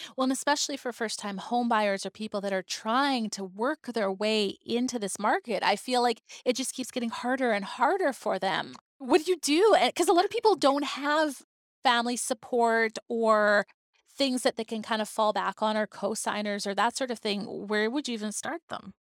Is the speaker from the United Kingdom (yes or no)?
no; Vancouver Island, British Columbia, Canada; now in Victoria, Canada; I am not originally from Victoria. I mean, I grew up on Vancouver Island